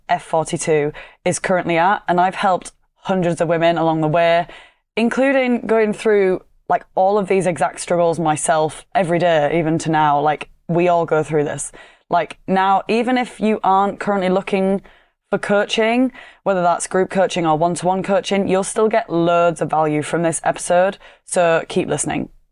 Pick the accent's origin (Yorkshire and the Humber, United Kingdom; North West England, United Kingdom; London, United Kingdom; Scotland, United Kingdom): Yorkshire and the Humber, United Kingdom; accent: Yorkshire; my monotone Yorkshire accent